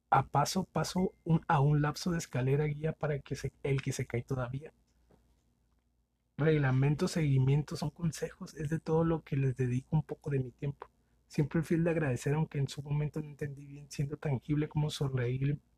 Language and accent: Spanish; Mexicali, Baja California, Mexico; Saludos. Eh, soy de Mexicali.